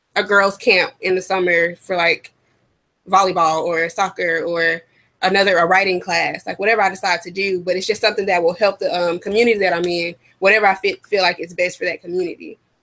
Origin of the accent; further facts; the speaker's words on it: United States; we're from America